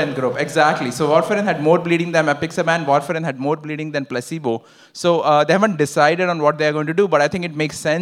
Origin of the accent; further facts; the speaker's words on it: Ottawa, Ontario, Canada; I'm from Ottawa